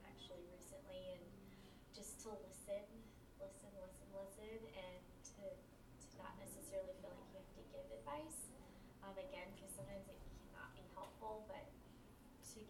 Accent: Cleveland, Ohio, United States; moved away as an adult; now in Los Angeles, United States; I grew up in Cleveland, Ohio. About 30 minutes outside of there

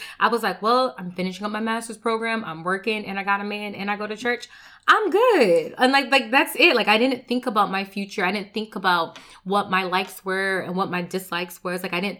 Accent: Connecticut, United States; now in New Jersey, United States; So most people don't know that I did move originally from Connecticut. So I moved from Connecticut to New Jersey

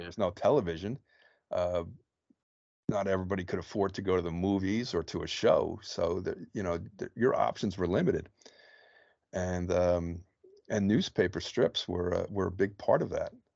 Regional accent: New Jersey, United States; I'm born and bred

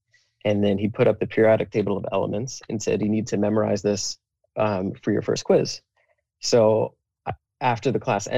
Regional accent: New Jersey, United States; also born or lived in Philadelphia; I grew up in New Jersey

